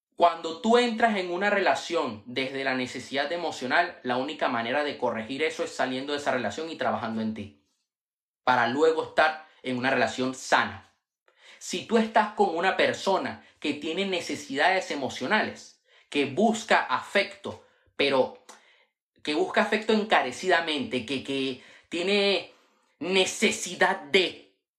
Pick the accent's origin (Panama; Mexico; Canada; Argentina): Panama; also born or lived in Venezuela; now in Spain; en una escuela donde yo estudié en Panamá, yo nací en Venezuela, pero viví en Panamá muchos años y ahora vivo en España